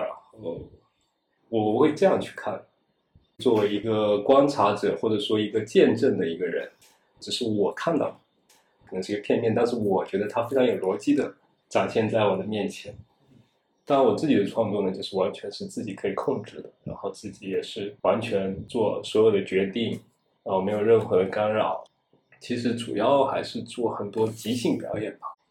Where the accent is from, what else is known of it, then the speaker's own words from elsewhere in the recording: Wenzhou, Zhejiang, China; first language Wenzhounese; Chinese is a second language; moved away; 我是一个温州人，母语是温州话